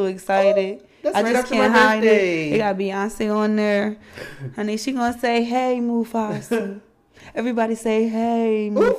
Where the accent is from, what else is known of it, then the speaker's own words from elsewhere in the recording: Delaware, United States; Delaware Online, because that's where I'm from.